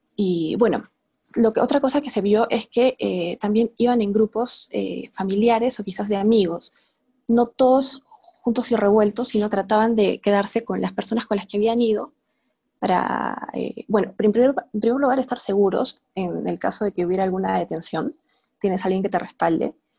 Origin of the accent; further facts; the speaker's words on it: Arequipa, Peru; Yo soy de Arequipa